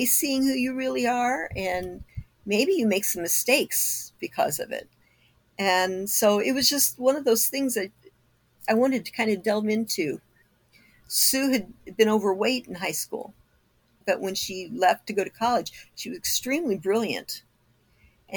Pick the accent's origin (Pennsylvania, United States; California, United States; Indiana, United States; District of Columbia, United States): Indiana, United States; Kokomo; now in Arizona, United States; my hometown